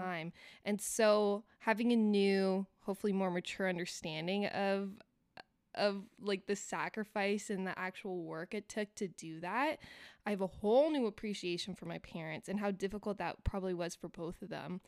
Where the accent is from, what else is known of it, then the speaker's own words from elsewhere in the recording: Elmira, Ontario, Canada; I grew up in Elmira